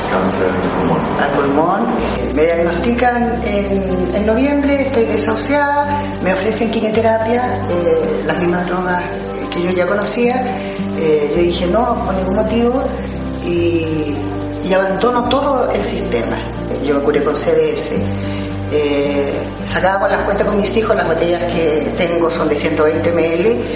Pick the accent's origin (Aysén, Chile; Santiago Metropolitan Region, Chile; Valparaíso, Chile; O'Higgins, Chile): Santiago Metropolitan Region, Chile; Santiago; eh, tengo 57 años y soy de Santiago de Chile.